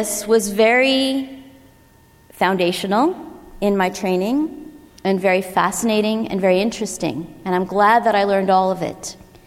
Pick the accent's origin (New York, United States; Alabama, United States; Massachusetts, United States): New York, United States; Long Island; moved away; I grew up on the East Coast. We've talked about this, lots of people here from the East Coast, in a very tight-knit New York Italian family. And we grew up on the coast of Long Island